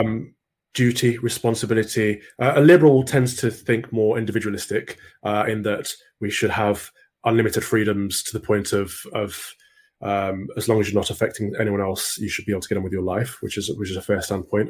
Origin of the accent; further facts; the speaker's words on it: Mansfield, East Midlands, United Kingdom; I grew up in Mansfield, which is a little town in Nottinghamshire